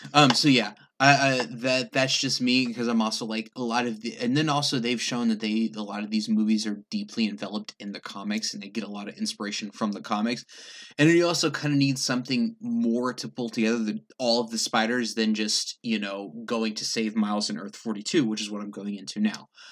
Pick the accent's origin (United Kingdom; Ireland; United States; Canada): United Kingdom; England; moved away; I grew up in England